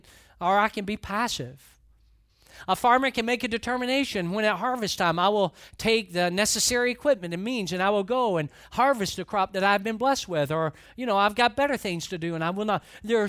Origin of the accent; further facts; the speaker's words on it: Atlanta, Georgia, United States; And there's a lot that I don't know about farming, of course, growing up in Atlanta.